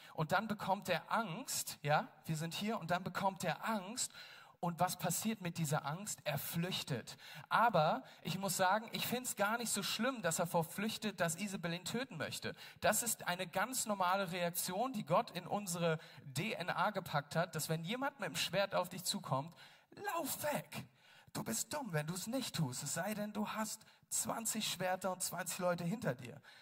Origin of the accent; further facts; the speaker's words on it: Berlin, Germany; wir Berliner